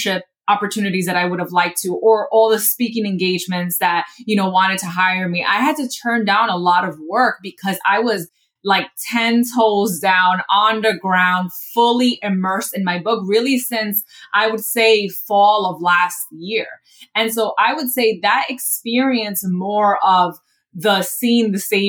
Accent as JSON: {"language": "English", "town": "New York City", "region": "New York", "country": "United States", "said": "I'm also from the Bronx"}